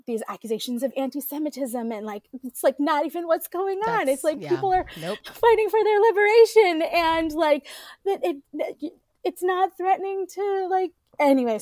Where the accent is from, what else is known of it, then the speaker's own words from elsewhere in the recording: New York City, New York, United States; we grew up in the East Village in the 1980s, 90s